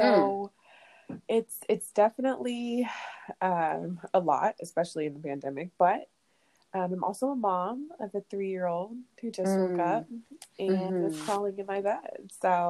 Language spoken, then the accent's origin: English; Atlanta, Georgia, United States; So I'm 26 and I'm from Atlanta.